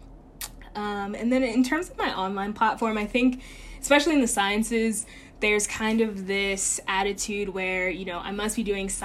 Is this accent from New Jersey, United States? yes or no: no; Chesapeake, Virginia, United States; moved away as an adult; now in New York City, United States; I grew up in Chesapeake, Virginia